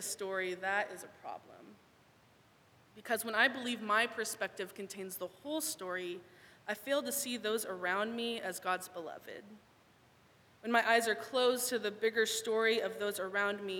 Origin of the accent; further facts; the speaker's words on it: Thousand Oaks, California, United States; moved away as an adult; now in Portland, United States; I am from Thousand Oaks, but now I live in the Pacific Northwest